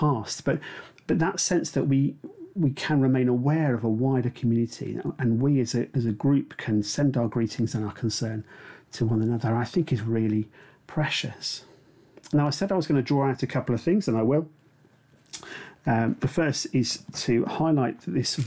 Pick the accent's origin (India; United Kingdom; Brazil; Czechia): United Kingdom; we're British